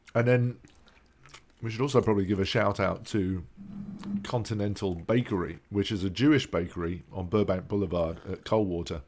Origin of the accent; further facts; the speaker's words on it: London, United Kingdom; now in Los Angeles, United States; We're two Brits who grew up in North London